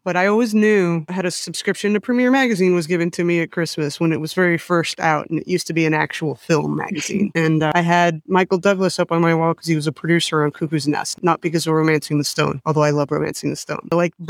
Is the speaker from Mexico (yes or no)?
yes; Mexico; A lot of it came from growing up in Mexico.